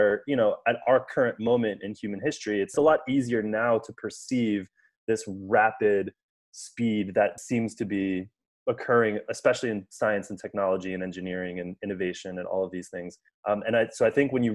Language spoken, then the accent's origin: English; United States; growing up in the United States